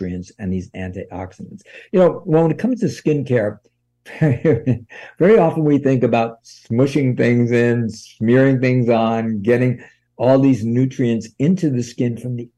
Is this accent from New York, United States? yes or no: yes; New York, United States; now in California, United States; I grew up in New York